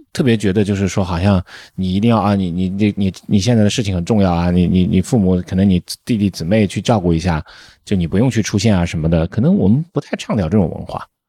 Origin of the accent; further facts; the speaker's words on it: northern China, China; moved away as an adult; now in Shanghai, China; 我们在北方的长大的孩子，离水就会很远，基本上我小时候说是你能跑到什么水，水里面去玩的这种机会，一年可能才一次两次